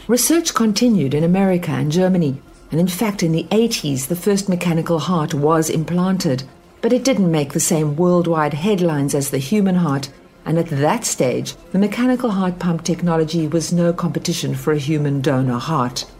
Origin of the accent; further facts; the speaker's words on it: South Africa; Growing up in South Africa